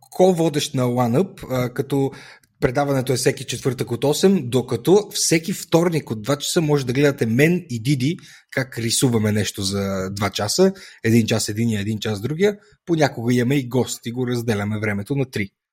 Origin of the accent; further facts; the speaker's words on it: Etropole, Sofia Province, Bulgaria; also born or lived in Pravets; от моя роден град, от Етрополе